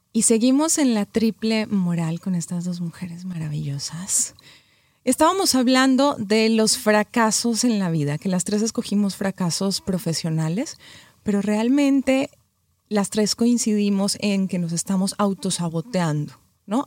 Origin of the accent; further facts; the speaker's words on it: Colombia; moved away as an adult; also born or lived in Mexico; now in Los Angeles, United States; Yo soy colombiana, viví 13 años en México, ahora vivo en Los Ángeles hace un año justo